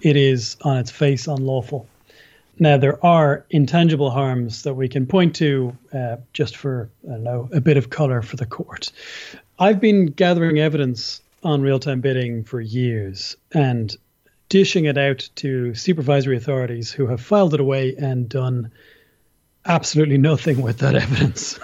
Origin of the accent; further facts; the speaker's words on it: Ireland; also born or lived in Dublin; I'm an Irish person. I live in Dublin, in Ireland.